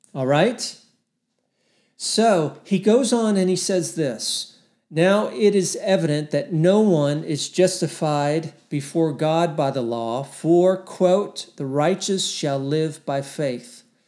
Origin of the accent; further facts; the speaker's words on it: Texas, United States; I live in Texas. I'm a Texan